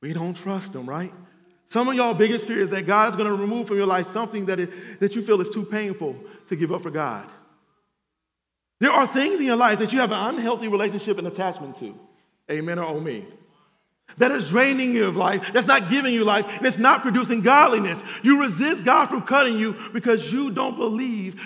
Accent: Cleveland, Ohio, United States; now in Atlanta, United States; I'm from Cleveland, Ohio

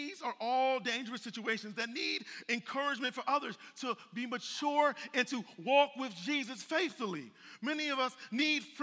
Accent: Cleveland, Ohio, United States; now in Atlanta, United States; I'm from Cleveland, Ohio. That ain't the Bible Belt

